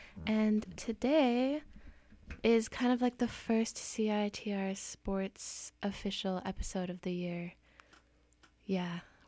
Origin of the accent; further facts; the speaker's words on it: Victoria, British Columbia, Canada; also born or lived in Calgary; now in Vancouver, Canada; Well, I was born in Calgary, but I was in Victoria.